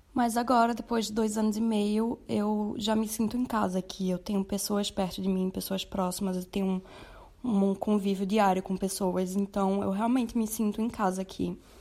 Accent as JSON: {"language": "Portuguese", "town": "Olinda", "region": "Pernambuco", "country": "Brazil", "moved": "as an adult", "lives_now": "Berlin, Germany", "said": "eu sou de Olinda e moro há dois anos e meio aqui em Berlim, na Alemanha"}